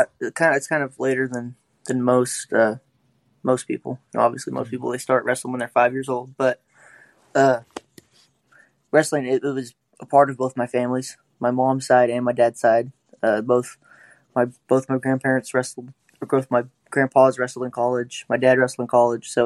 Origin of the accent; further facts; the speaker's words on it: Oklahoma, United States; growing up in Oklahoma